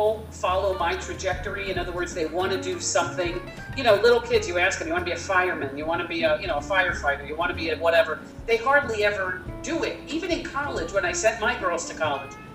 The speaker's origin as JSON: {"language": "English", "town": "Miami", "region": "Florida", "country": "United States", "tie": "born or raised there", "also_born_or_lived": "Syracuse", "said": "I grew up in Miami"}